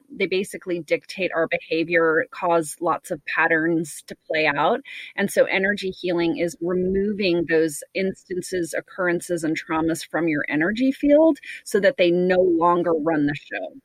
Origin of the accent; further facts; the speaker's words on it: United States; I'm American, and so I do feel like this society that I live